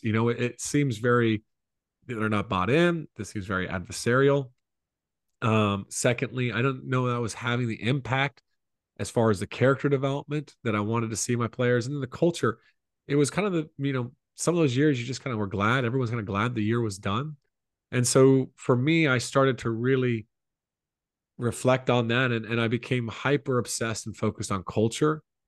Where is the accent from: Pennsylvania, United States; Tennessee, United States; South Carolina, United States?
South Carolina, United States; Columbia; I grew up in Columbia, South Carolina